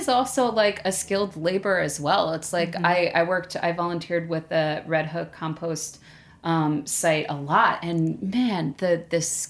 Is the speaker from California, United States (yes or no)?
no; New York City, New York, United States; I grew up in Staten Island